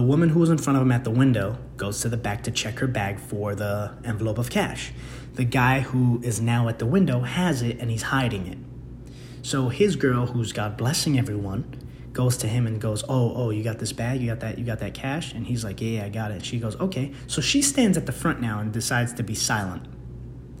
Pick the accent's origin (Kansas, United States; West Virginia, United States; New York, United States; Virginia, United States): New York, United States; New York City; moved away; my hometown of the Bronx